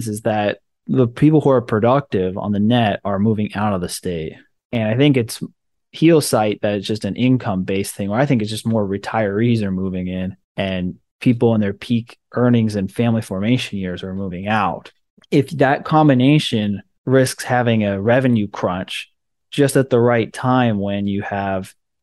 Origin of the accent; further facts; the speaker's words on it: California, United States; most of my friends who I grew up with in California